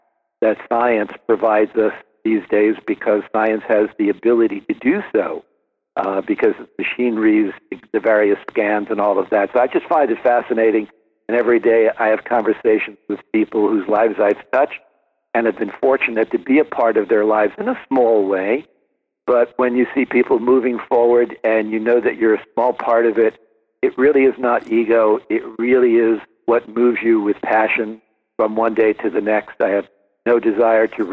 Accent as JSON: {"language": "English", "region": "New Jersey", "country": "United States", "tie": "born or raised there", "also_born_or_lived": "Brooklyn, New York", "said": "grew up mostly in New Jersey"}